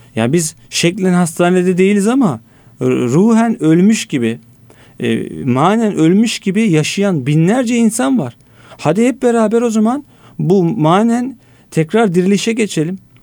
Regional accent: Istanbul, Turkey; bin dokuz yüz seksen dört İstanbul doğumluyum

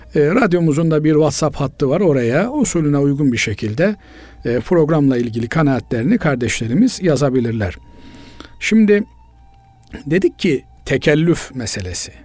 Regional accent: Black Sea Region, Turkey; Bizim Karadeniz'in

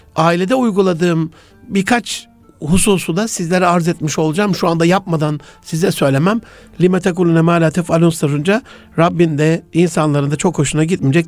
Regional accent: Osmaniye, Turkey; also born or lived in Gaziantep; çocukluğumda Antep'ten Osmaniye'ye taşındık yıl 74

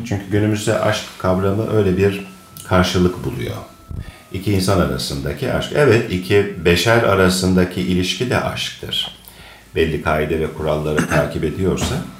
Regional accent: Akhisar, Manisa, Turkey; Ben 1962 e, senesinde Akisar'da doğdum. Doğma büyüme Akisarlıyım.

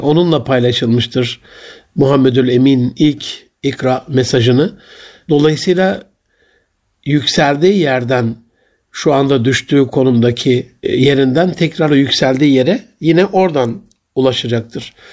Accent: Gaziantep, Turkey; Ben çocukluğumda sobalı bir evde büyüdüm. Ve Antep'in eşrafından, zenginlerinden o dönemde çok nadir de olsa sıcak suyu olan

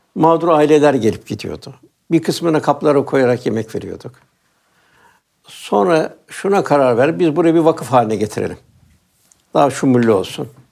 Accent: Istanbul, Turkey; Ben Üsküdarlıyım.

